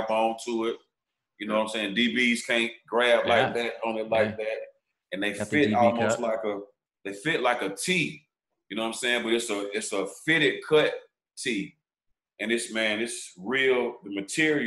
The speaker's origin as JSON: {"language": "English", "town": "Atlanta", "region": "Georgia", "country": "United States", "tie": "born or raised there", "said": "I'm born and raised in Northwest Atlanta, so I'm from Atlanta"}